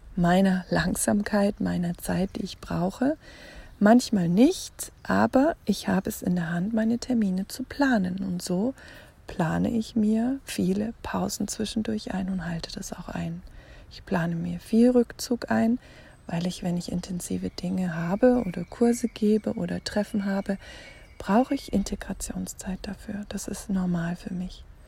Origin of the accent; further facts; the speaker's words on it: Germany; hier bei uns in Deutschland oder in Europa